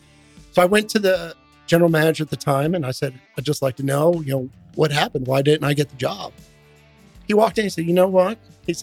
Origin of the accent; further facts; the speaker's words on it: Philadelphia, Pennsylvania, United States; now in Fort Worth, United States; So I grew up in Philadelphia, just outside Philadelphia.